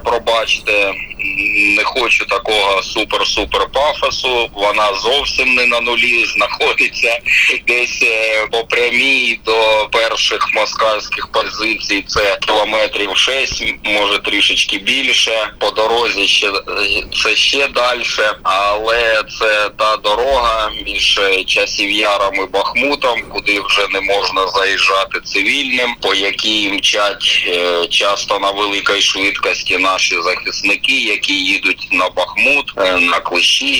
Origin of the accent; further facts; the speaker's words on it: Bakhmut area, Donetsk Oblast, Ukraine; я ж місцевий